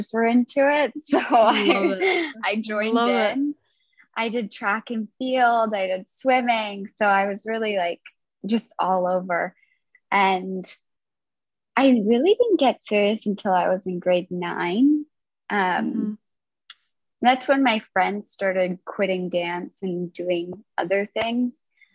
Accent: Nanaimo, British Columbia, Canada; now in Victoria, Canada; I'm originally from Nanaimo, which is just on Vancouver Island as well. And then I moved to Victoria to come pursue dance

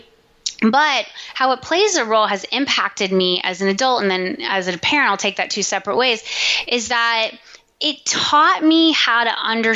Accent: Florida, United States; moved away as an adult; also born or lived in New York City; I grew up in Florida in a beach town, a small beach town just south of Daytona Beach

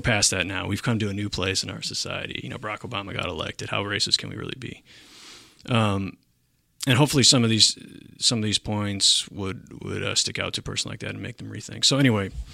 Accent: Michigan, United States; now in Milwaukee, United States; I grew up in Michigan

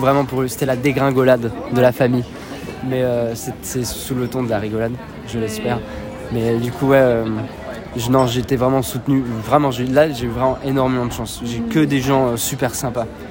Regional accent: Switzerland; moved away as an adult; now in Paris, France; J'ai bon, grandi avec mes parents et un grand frère et une grande sœur en Suisse

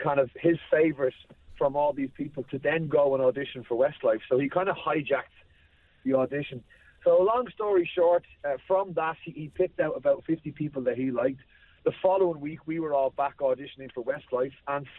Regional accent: Ireland; especially being Irish, everybody knows Louis' history

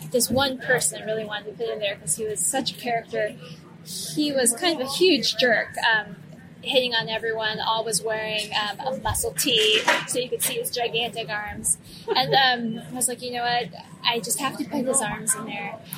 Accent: Colorado, United States; moved away; I'm from Colorado. I grew up there

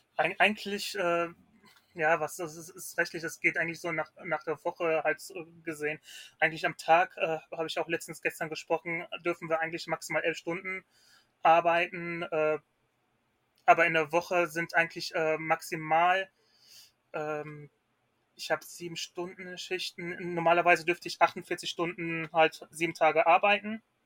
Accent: Ruhr area, North Rhine-Westphalia, Germany; ich komme aus Nordrhein-Westfalen, ähm, genauer im Ruhrgebiet

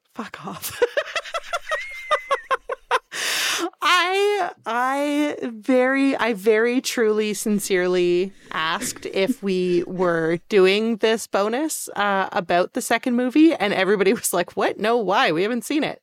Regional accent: Canada; even though we're both Canadian

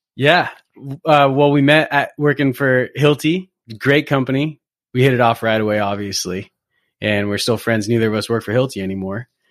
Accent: Newport Beach, California, United States; moved away as an adult; also born or lived in Berkeley / New York City / San Francisco Bay Area; now in Bay Area, United States; Originally, I grew up in, in Southern California. I grew up in Newport Beach

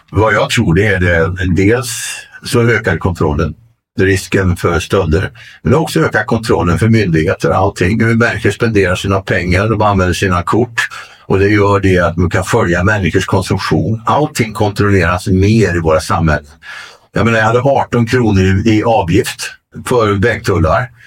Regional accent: Solna, Stockholm County, Sweden; Nej, men jag är svensk. Jag är från Solna.

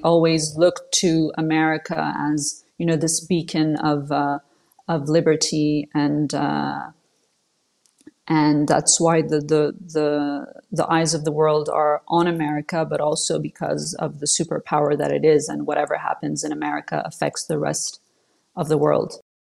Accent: Switzerland; first language French; English is a second language; she wanted to raise us in Switzerland in the West, you know, in a free country as opposed to Saudi Arabia

